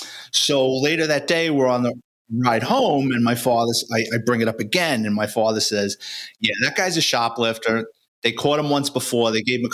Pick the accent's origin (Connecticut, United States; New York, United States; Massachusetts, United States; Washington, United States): New York, United States; New York City; growing up in the Bronx and New York City